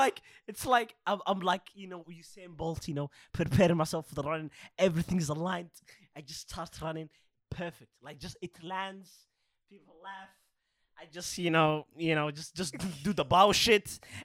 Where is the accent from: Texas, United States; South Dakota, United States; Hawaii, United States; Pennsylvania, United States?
Hawaii, United States; Kona; Bro, I'm from Kona.